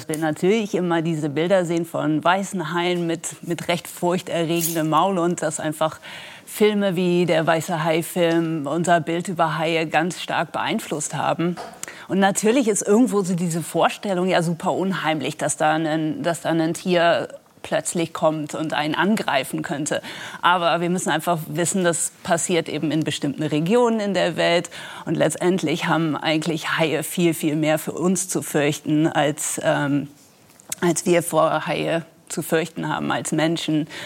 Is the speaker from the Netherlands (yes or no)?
yes; Wadden Sea, Netherlands; weil ich bin selber an der Nordsee aufgewachsen, am Wattenmeer in den Niederlanden.